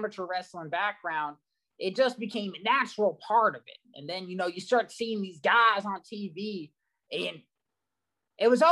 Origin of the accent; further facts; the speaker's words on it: Chattanooga, Tennessee, United States; I'm from the heart and soul of Squadanuga.